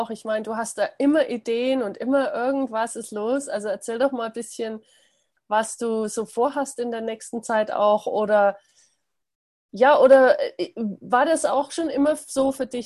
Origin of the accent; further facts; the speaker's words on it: Germany; ich meine, ich bin auch in Deutschland aufgewachsen